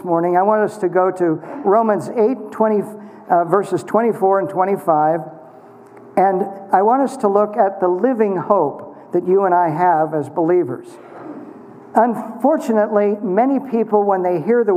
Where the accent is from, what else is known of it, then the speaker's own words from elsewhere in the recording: Kansas, United States; as a boy growing up in Kansas